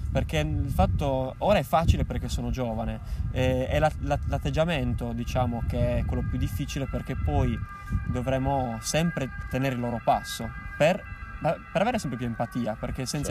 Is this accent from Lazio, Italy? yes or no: no; Alghero, Sardinia, Italy; al centro storico di Alghero dove io da ragazzino facevo le, le prime marachelle